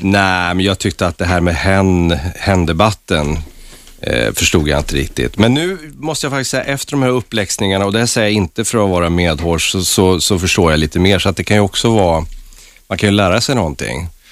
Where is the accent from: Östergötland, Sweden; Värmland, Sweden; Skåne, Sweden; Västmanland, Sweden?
Värmland, Sweden; moved away; also born or lived in Stockholm; min uppväxt i Värmland